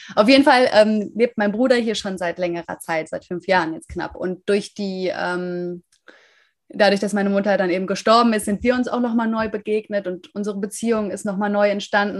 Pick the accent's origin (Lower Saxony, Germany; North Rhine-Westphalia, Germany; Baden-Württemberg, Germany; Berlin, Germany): North Rhine-Westphalia, Germany; Münster; moved away; ich komme aus Münster